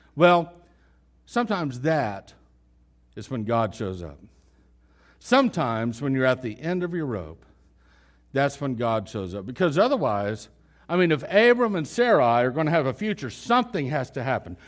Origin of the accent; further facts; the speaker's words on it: West Texas, United States; We're from West Texas.